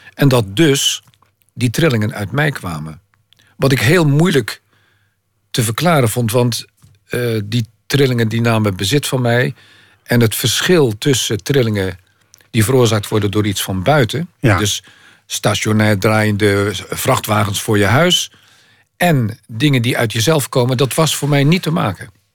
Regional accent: Maassluis, South Holland, Netherlands; Maasluis, waar ik vandaan kom

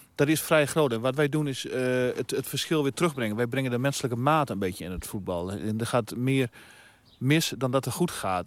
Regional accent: Veenkoloniën, Netherlands; waar ik vandaan kom de Veenkleon

